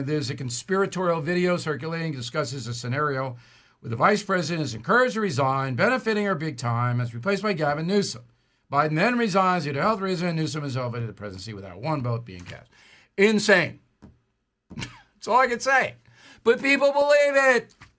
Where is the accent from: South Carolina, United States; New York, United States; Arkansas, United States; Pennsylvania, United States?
New York, United States; Levittown; When I was growing up in Levittown